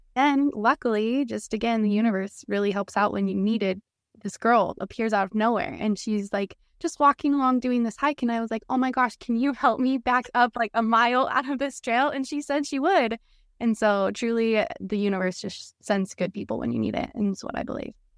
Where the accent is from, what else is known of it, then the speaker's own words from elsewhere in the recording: Salt Lake City, Utah, United States; moved away as an adult; I'm from Salt Lake City, born and raised